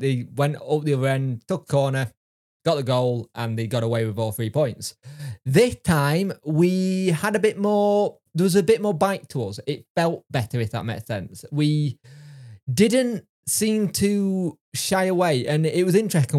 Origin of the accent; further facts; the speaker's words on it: Yorkshire and the Humber, United Kingdom; I am a Yorkshireman